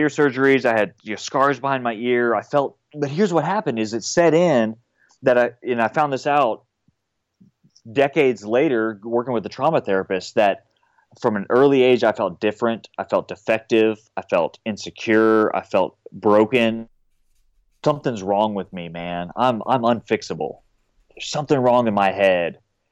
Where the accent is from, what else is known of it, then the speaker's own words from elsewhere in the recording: San Antonio, Texas, United States; moved away as an adult; also born or lived in Los Angeles; now in Nashville, United States; grew up, born and raised in San Antonio.